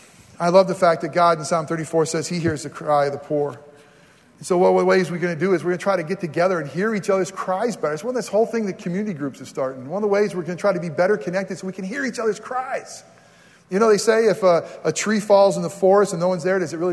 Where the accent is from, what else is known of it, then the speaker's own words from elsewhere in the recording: New York, United States; moved away; my home state's New York